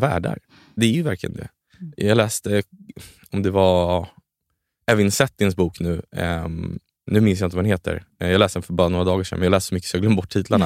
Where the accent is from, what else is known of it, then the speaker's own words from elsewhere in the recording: Sweden; sen är jag uppvuxen i Sverige, så jag känner mig mycket mer svensk